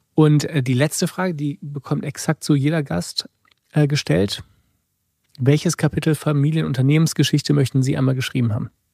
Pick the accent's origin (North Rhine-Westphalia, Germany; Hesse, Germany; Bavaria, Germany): North Rhine-Westphalia, Germany; near Rheinberg; in meiner Heimat in der Nähe von Rheinberg